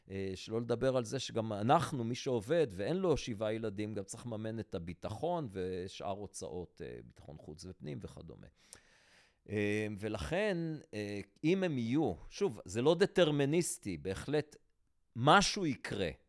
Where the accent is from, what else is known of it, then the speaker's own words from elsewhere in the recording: Antwerp, Flanders, Belgium; אני גדלתי בשכונה החרדית של אנטוורפן